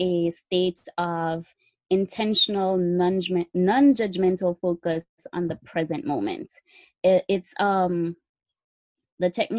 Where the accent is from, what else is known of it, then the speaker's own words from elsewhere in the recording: Jamaica; now in United States; I'm from Jamaica. That's where I originated from. I came to the United States and studied nursing